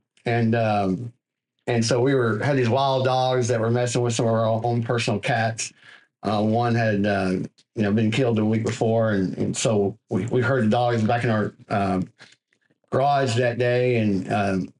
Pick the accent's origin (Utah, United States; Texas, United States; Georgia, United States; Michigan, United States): Texas, United States; White Oak; moved away as an adult; also born or lived in Longview, Texas / Tyler, Texas; now in Southeast Texas, United States; I grew up in White Oak, Texas, which is a little small community, about 3,500, maybe a little bigger now, next to Longview, Texas